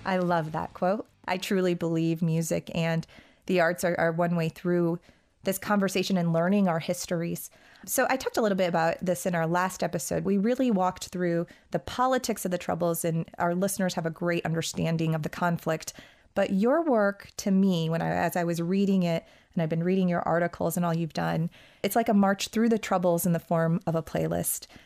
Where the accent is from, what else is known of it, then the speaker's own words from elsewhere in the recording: United States; as an American